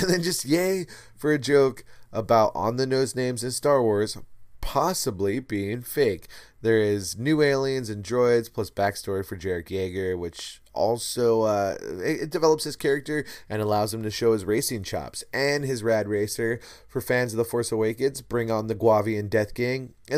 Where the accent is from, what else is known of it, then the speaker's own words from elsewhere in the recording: Liverpool, North West England, United Kingdom; I'm from Liverpool. And I do bad accents, as you know, my friends.